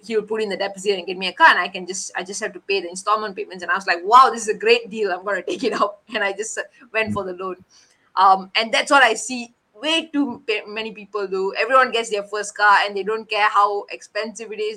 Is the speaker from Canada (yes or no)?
no; Malaysia; we were the first Malaysians